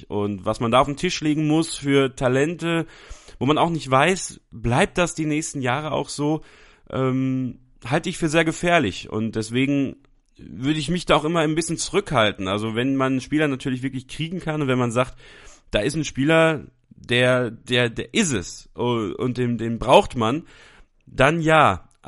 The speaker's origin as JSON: {"language": "German", "country": "Belgium", "tie": "born there", "said": "ich bin in Belgien geboren, also äh, habe da sogar eine kleine Verbindung zu"}